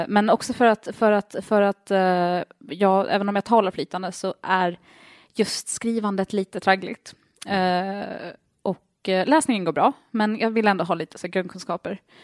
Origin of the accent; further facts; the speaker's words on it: Åland Islands; also born or lived in United States; jag har aldrig sett ut som en ålänning